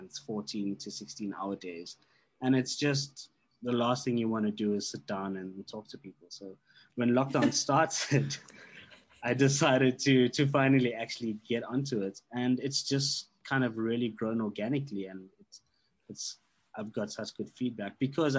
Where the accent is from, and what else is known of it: South Africa